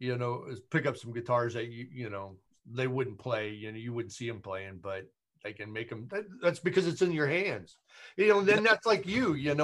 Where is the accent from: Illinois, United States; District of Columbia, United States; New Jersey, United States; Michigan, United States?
Illinois, United States; Chicago; I'm from Chicago. I cut my teeth playing in all the blues clubs in Chicago